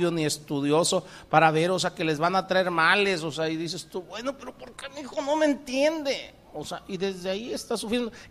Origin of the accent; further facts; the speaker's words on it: Pacific coast, Mexico; yo vengo del Pacífico. Aquí en el Golfo el oleaje no es muy alto, es un oleaje muy, muy suave. Pero en el Pacífico son olas tremendas